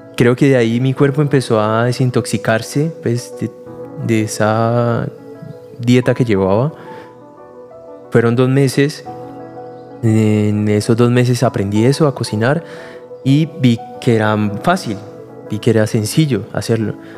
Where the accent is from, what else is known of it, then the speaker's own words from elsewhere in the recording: Cali, Valle del Cauca, Colombia; yo soy de Cali, ahí nací